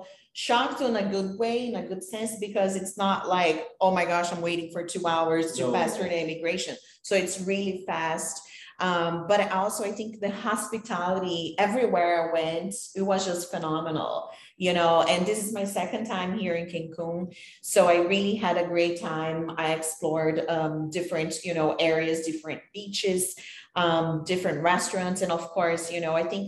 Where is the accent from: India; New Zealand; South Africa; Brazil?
Brazil; moved away as an adult; now in United States; Because I'm from Brazil, I'm in the US, I've been there for 15 years now.